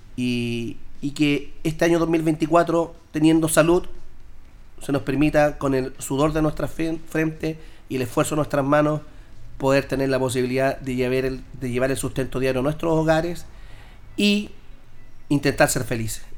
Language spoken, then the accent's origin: Spanish; Linares, Maule, Chile; mi ciudad donde yo nací, donde me crié, me formé